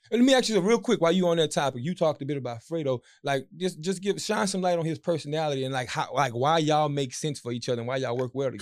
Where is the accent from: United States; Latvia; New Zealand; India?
United States; Marksville, Louisiana; I'm from Marksville